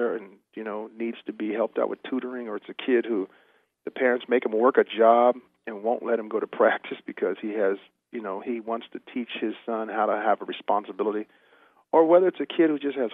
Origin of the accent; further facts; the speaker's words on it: California, United States; I'm from California